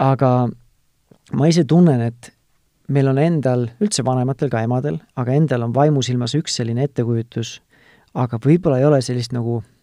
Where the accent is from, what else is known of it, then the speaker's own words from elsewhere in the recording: Tartu, Tartu County, Estonia; ma ise olen ka tartlane